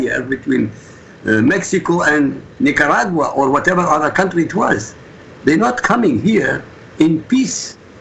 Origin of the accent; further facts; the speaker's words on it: Iraq; now in United States; I'm from Iraq. I'm not an American. I'm from Iraq.